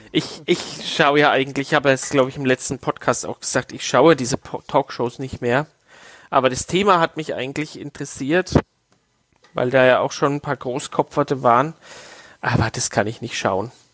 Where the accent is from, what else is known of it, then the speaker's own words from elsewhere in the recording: Waldbüttelbrunn, Bavaria, Germany; dass wir als Kinder in Waldbrüllbrunn äh, auf der Straße Schlitten fahren konnten